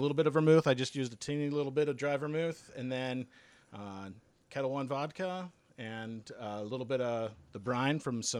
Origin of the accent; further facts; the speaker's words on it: Evergreen, Colorado, United States; also born or lived in Denver, Colorado; I'm from Colorado. I was born in Denver, grew up in the foothills, kind of the mountainous area west of Denver.